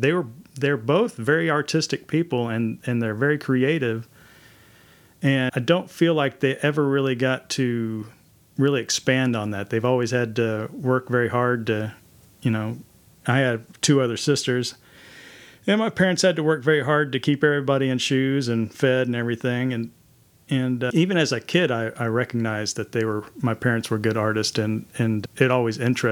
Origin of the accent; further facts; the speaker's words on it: Mansfield, Texas, United States; That's right. Mansfield, Texas, home of the Fighting Tigers.